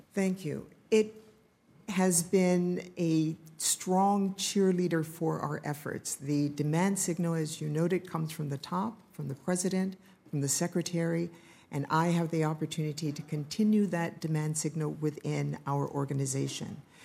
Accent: Ohio, United States; moved away; I'm from Ohio

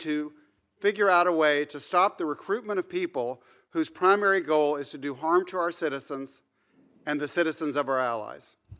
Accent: Nashville, Tennessee, United States; now in New York, United States; I grew up in Nashville, Tennessee

